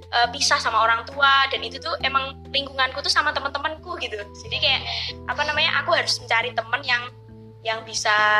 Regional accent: Java, Indonesia; accent: Javanese; Indonesian is a second language; aku kecepatan pakai bahasa Jawa, soalnya aku tuh nggak biasa pakai bahasa Indonesia

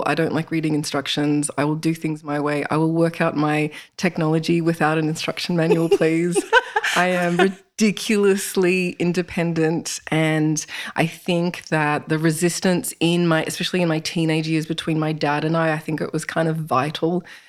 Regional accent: Toronto, Ontario, Canada; born there; So I was born in Canada, in Toronto, and we moved around a lot

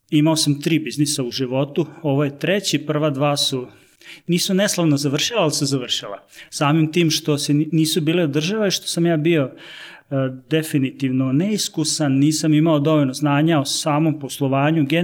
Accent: Novi Sad, Vojvodina, Serbia; dolazim iz Novog Sada.

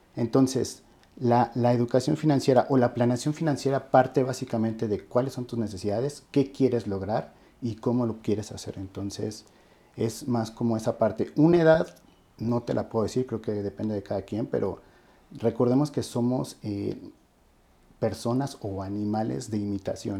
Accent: Mexico; como mexicanos

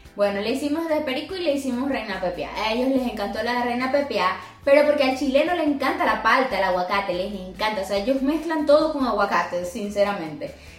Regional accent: Venezuela; now in Colombia; Obviamente nosotros somos venezolanos

